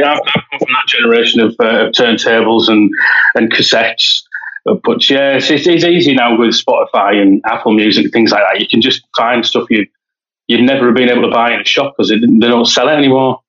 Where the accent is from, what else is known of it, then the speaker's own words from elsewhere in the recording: Stockton-on-Tees, North East England, United Kingdom; I'm from a little town in the northeast of England in the UK called Stockton-on-Tees. Population about 200,000. It's not that small, really, but it's a nice little place.